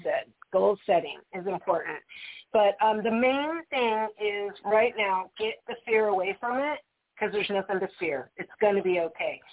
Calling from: Wisconsin, United States; I am calling from Wisconsin

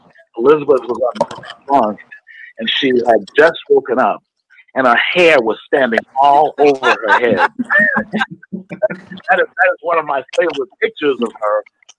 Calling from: Illinois, United States; I'm calling from Illinois.

